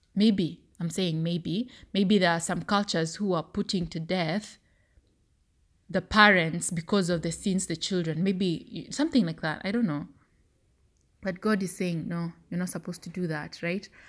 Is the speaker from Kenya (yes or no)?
yes; Kenya; As a Kenyan